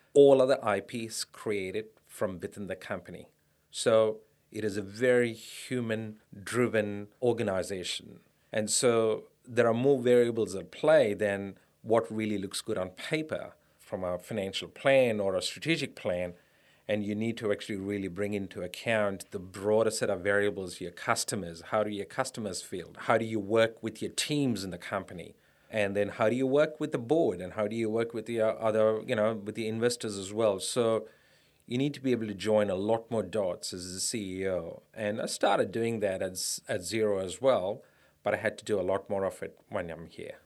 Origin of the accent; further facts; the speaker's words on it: India; moved away as an adult; also born or lived in United States; now in Australia; I grew up in India, a middle class family in India